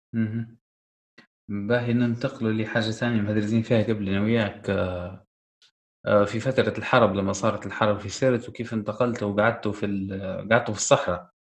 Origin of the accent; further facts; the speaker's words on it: Tripoli, Tripoli District, Libya; احنا كسكان طرابلس